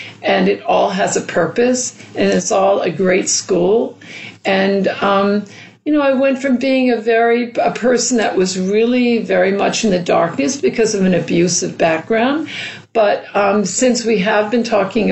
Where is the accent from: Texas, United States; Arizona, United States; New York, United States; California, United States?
New York, United States; New York City; growing up in New York City